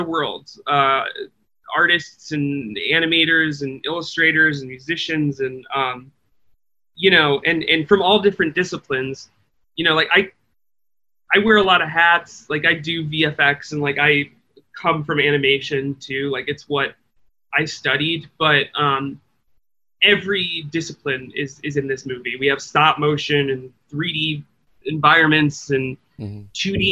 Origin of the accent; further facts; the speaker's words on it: Midwest, United States; I grew up in the Midwest